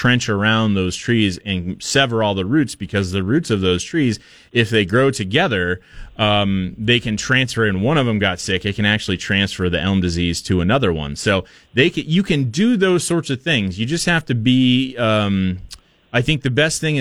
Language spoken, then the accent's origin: English; Portland, Oregon, United States; now in Boise, United States; I grew up in Portland